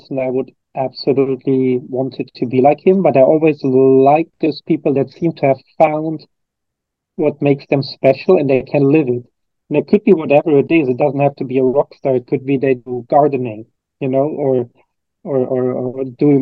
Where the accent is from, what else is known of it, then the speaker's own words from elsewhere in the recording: Cologne, North Rhine-Westphalia, Germany; I'm originally from Germany. I'm from Cologne, Germany, which is the third biggest city in Germany. And I grew up in a very standard kind of family